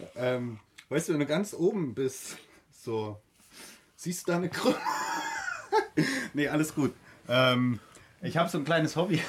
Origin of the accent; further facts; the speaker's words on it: East Germany, Germany; Wir kommen aus der DDR